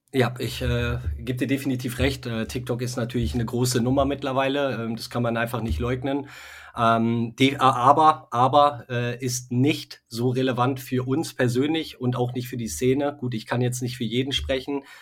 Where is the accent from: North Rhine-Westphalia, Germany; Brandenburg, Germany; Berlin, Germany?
North Rhine-Westphalia, Germany; Westmünsterland; wir kommen aus dem Westmünsterland, ja, aus okay. der Nähe, ähm, sind aber äh, bald auch in Köln ansässig